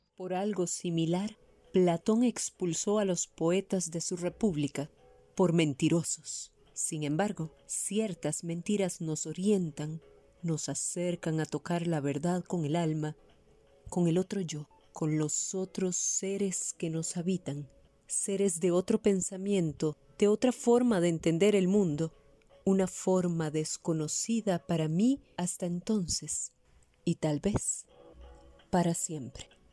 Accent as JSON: {"language": "Spanish", "country": "Costa Rica"}